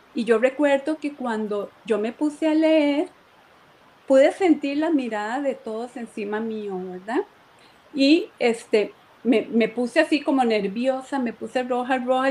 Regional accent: Moravia, San José, Costa Rica; aquí en Moravia, yo soy de Moravia

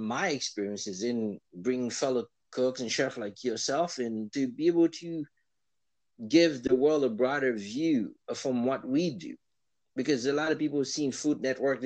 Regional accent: Miami, Florida, United States; moved away as an adult; now in New York, United States; I'm originally from Florida, Miami.

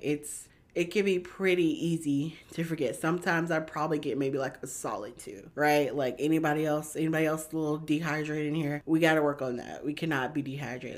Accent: Georgia, United States; I'm from Georgia, born and raised

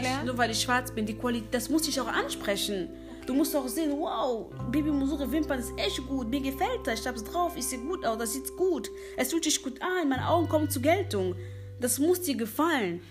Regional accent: Cologne, North Rhine-Westphalia, Germany; also born or lived in Democratic Republic of the Congo; komme aus Köln

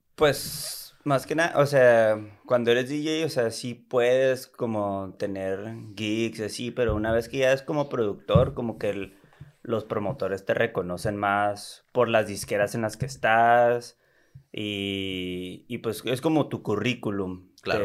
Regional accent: Tijuana, Baja California, Mexico; also born or lived in San Diego; Nací en San Diego y me crié aquí en ah, Tijuana toda mi vida

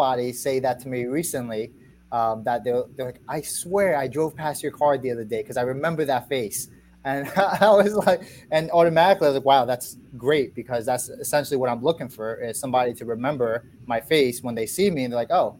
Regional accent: New York, United States; moved away as an adult; now in Virginia, United States; I'm originally from New York

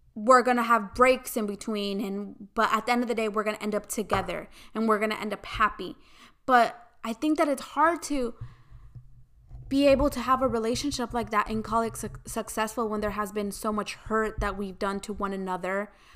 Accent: United States; I grew up in the United States

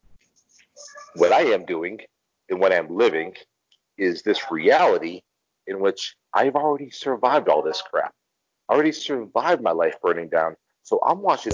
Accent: United States; moved away as an adult; now in Mexico; when you grow up in the United States, and I know my accent, my English language accent, pretty much lets you know I'm from the U.S.

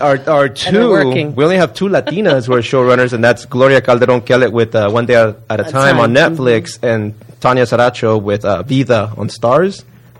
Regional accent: Los Angeles, California, United States; born or raised there; also born or lived in Ecuador

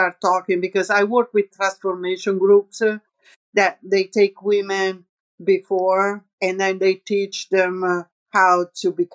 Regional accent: near Lake Piediluco, Umbria, Italy; accent: Roman; English is a second language; moved away; also born or lived in New York; there is this lago near my hometown. It's called Lago di Piediluco.

